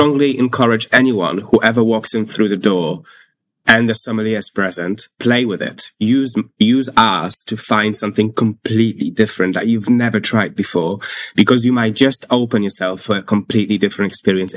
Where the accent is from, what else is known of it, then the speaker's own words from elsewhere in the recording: Warsaw, Masovian Voivodeship, Poland; also born or lived in London; now in United Kingdom; I'm from Poland. I'm from Warsaw.